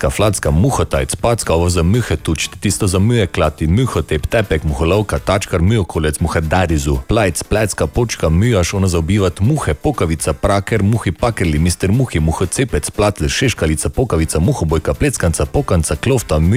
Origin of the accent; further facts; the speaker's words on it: Maribor, Drava, Slovenia; prihajam iz Maribora in mi temu pravimo pičego.